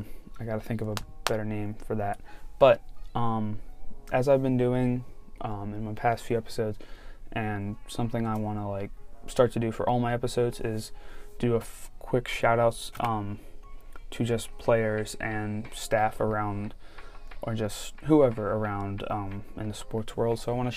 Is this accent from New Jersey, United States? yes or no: no; Baltimore, Maryland, United States; from my hometown, Baltimore